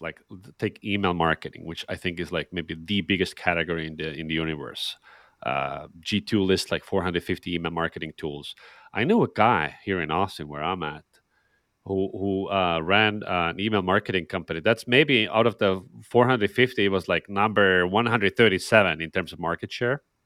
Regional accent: Estonia; I'm, I'm from Estonia, so a Nordic, uh, Nordic country

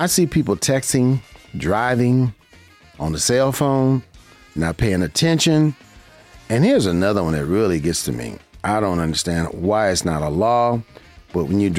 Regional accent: Las Vegas, Nevada, United States; I'm a local here in Las Vegas, Nevada. This is my hometown. I grew up here, and I love my city.

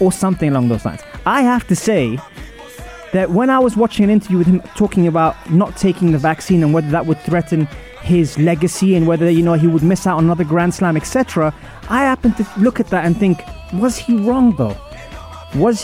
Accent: Wimbledon, London, United Kingdom; I grew up in Wimbledon. It's where I'm from

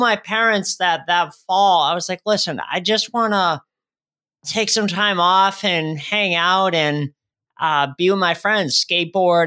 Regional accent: Shrewsbury, Massachusetts, United States; moved away as an adult; also born or lived in Worcester, Massachusetts; now in Rhode Island, United States; I grew up in, uh, Shrewsbury, Mass. I was born in Worcester, Mass, right next door to that.

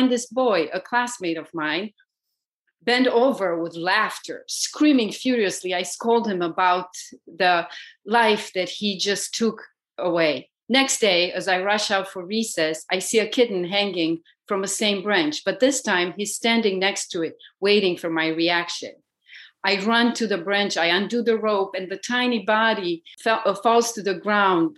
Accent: Romania; moved away; Growing up in Romania

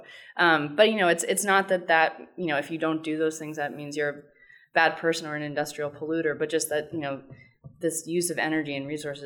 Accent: New York City, New York, United States; I grew up in New York

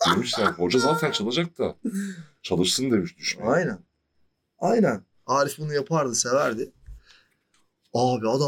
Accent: Turkey; Niye abi Türk'üm evet sıkıntı yok.

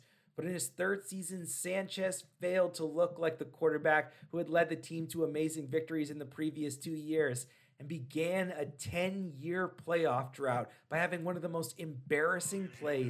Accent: Hamilton, Ontario, Canada; I'm not even from New York City. I was born and raised in Hamilton, Ontario. I'm not related to anybody that was from New York. I hadn't even been to New York until I reached my teenage years.

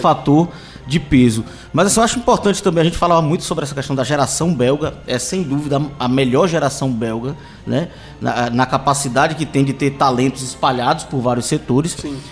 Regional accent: Brazil; enquanto brasileiro

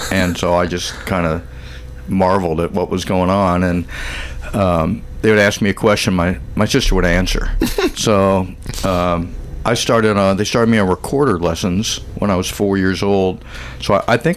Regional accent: Springfield, Missouri, United States; now in Columbia, United States; Grew up in Springfield, Missouri

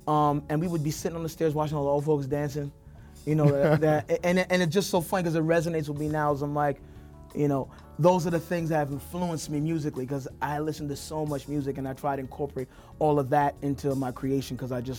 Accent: New York City, New York, United States; In Crown Heights, lived in Park Slope, I taught in Brownsville, lived in East New York for a little bit. Right now I'm currently in Flatbush, so literally all over.

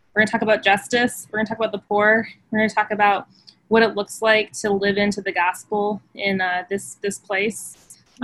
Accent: Phoenix, Arizona, United States; I grew up in Phoenix, Arizona, in the West Valley

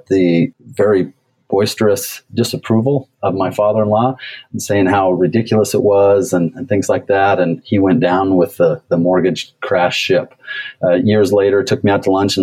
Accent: Portland, United States; I'm originally from Portland

